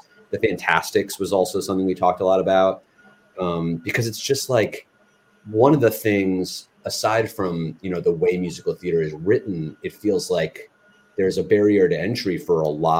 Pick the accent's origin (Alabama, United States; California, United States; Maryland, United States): Maryland, United States; We're both from Maryland